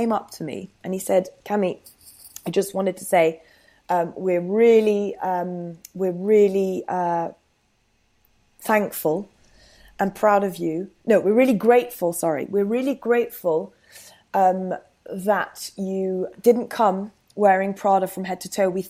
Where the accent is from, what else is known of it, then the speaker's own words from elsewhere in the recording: France; moved away as an adult; now in London, United Kingdom; I've lived in London for a decade now, but obviously I grew up in France and I did all my uni there.